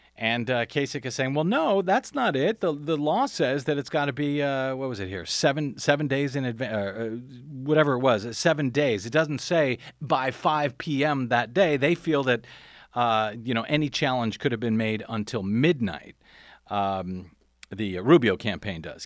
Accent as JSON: {"language": "English", "area": "Saint Louis County", "region": "Missouri", "country": "United States", "moved": "yes", "said": "I'm from Saint Louis County, by the way, originally"}